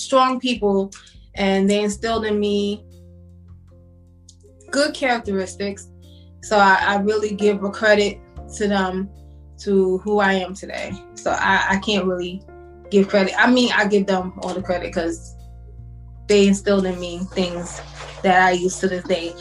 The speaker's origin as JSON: {"language": "English", "town": "New York City", "region": "New York", "country": "United States", "tie": "born or raised there", "said": "I'm from Brooklyn, born and raised. Still here"}